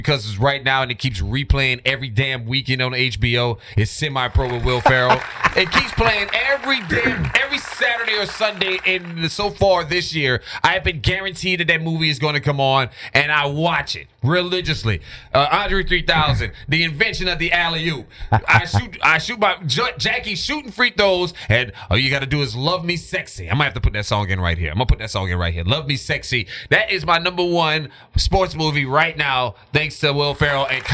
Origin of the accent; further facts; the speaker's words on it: Louisiana, United States; My home state, Louisiana